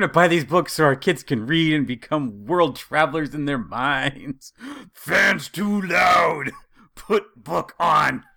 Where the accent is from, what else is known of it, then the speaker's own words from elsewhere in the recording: Idaho, United States; Growing up in Idaho